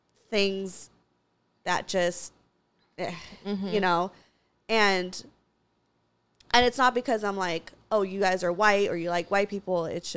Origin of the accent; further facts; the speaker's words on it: Santa Clarita, California, United States; also born or lived in Los Angeles; I grew up in Santa Clarita, predominantly conservative town. And, like, I guess, quote, unquote, whitewashed. And I, you know, lived in L.A.